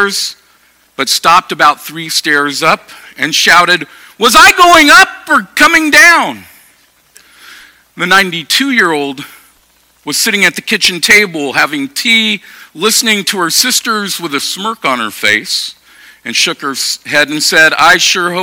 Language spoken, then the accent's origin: English; Sacramento, California, United States; moved away as an adult; also born or lived in Portland, Oregon / Grass Valley, California / Eugene, Oregon; I grew up in Sacramento. I grew up in South Sacramento.